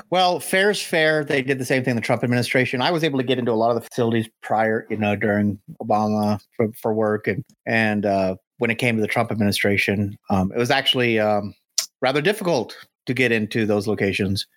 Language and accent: English; United States; as an American, 'cause us Americans